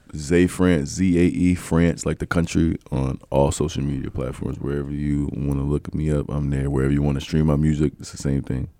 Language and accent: English; Mount Airy, North Carolina, United States; moved away; also born or lived in Connecticut / Los Angeles; I'm originally from a small town out here, Mount Airy, North Carolina